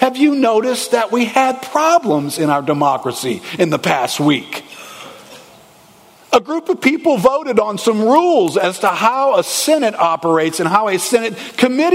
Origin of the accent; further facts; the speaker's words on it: United States; We grew up in America